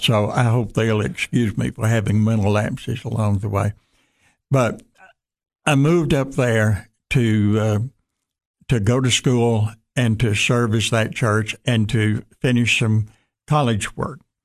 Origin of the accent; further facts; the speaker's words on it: Jackson, Tennessee, United States; moved back to Jackson, Tennessee, my hometown